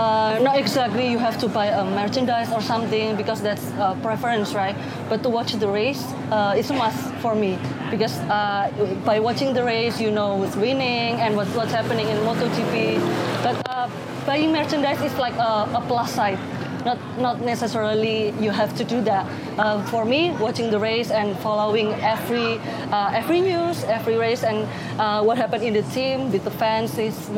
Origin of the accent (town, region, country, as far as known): Yogyakarta, Special Region of Yogyakarta, Indonesia